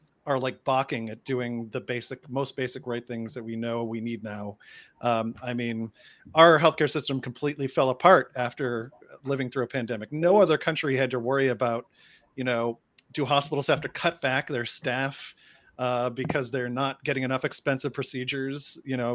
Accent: Boston, Massachusetts, United States; one Bostonian to another sister Bostonian

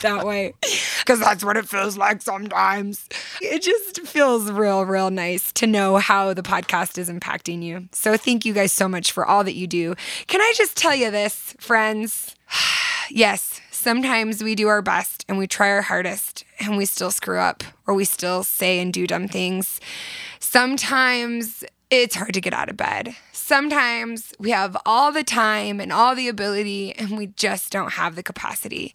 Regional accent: Southern California, United States; now in Utah, United States; I'm from Southern California and I moved to Utah

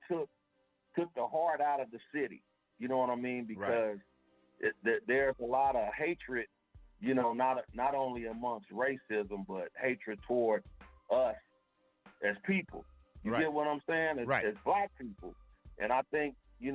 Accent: Tulsa, Oklahoma, United States; I'm originally from Tulsa, Oklahoma

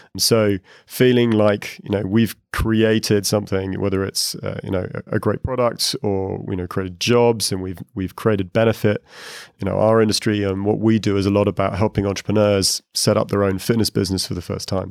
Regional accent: United Kingdom; moved away as an adult; also born or lived in Asia; now in Dublin, Ireland; I'm a Brit, I just moved to Dublin

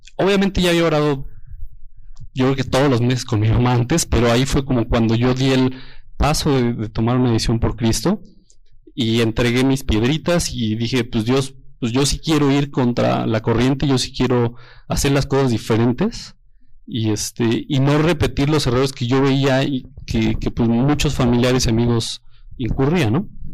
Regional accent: Toluca, State of Mexico, Mexico; yo soy de Toluca y de la iglesia de Toluca

